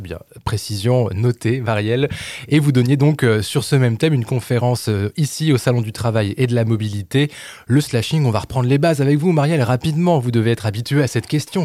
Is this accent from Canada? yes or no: no; France; ici chez nous en France